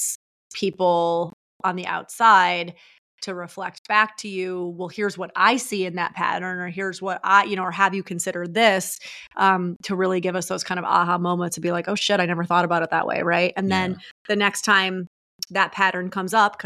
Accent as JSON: {"language": "English", "region": "New York", "country": "United States", "said": "I'm from New York"}